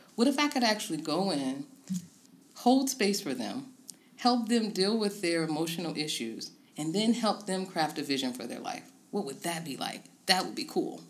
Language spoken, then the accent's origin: English; Tidewater, Virginia, United States; moved away as an adult; now in Harrisonburg, United States; I'm originally from the Tidewater, Virginia area and moved to Harrisonburg uh, a little over a decade ago